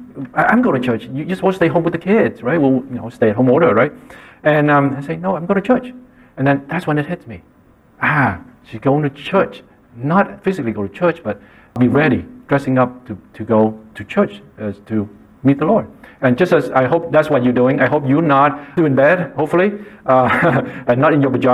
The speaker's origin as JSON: {"language": "English", "country": "Vietnam", "tie": "born or raised there", "moved": "yes", "said": "I grew up in Vietnam"}